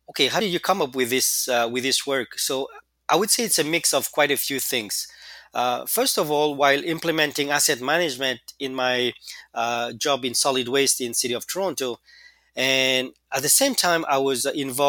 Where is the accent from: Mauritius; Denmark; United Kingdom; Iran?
Mauritius; moved away as an adult; back in my home country, which is the Republic of Mauritius